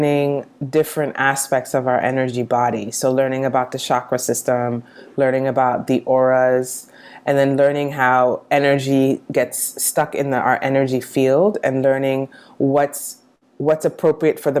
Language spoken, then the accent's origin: English; New York City, New York, United States; I grew up in New York City